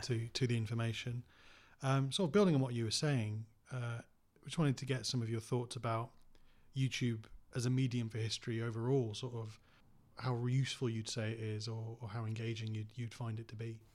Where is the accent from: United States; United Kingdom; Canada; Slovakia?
United Kingdom; Cottingham, Yorkshire and the Humber; I grew up in Cottingham